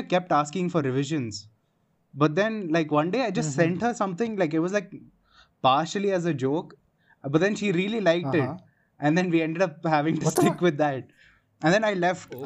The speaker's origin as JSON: {"language": "English", "town": "Bangalore", "region": "Karnataka", "country": "India", "tie": "born or raised there", "moved": "as an adult", "lives_now": "Jaipur, India", "said": "I was born and brought up in Bangalore"}